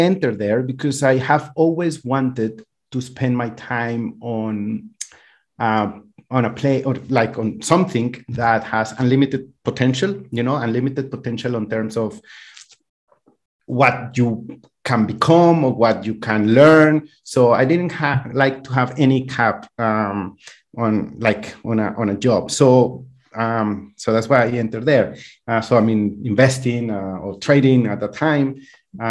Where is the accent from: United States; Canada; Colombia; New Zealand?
Colombia; moved away as an adult; now in Europe; I'm originally from Colombia. I grew up there and I was raised there as well.